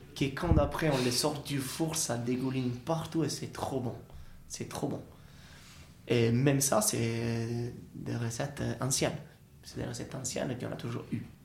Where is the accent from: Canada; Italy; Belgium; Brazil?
Italy; French is a second language; now in France; on a des fruits ou des légumes qu'on a chez nous en Italie et qu'on a la tradition d'utiliser